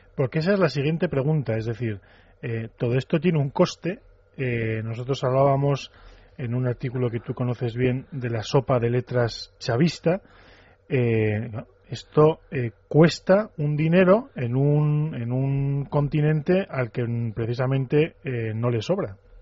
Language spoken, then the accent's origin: Spanish; Navarre, Spain; mi tierra, el de Navarra